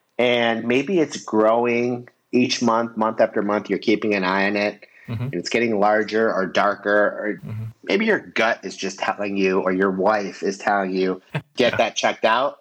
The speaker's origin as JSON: {"language": "English", "region": "Michigan", "country": "United States", "moved": "as an adult", "lives_now": "Florida, United States", "said": "I am from Michigan"}